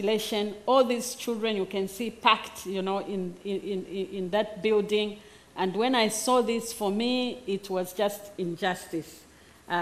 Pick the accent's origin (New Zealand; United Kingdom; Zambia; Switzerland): Zambia